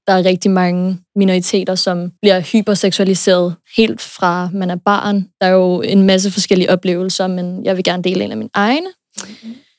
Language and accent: Danish; United States; moved away; jeg er født og opvokset i USA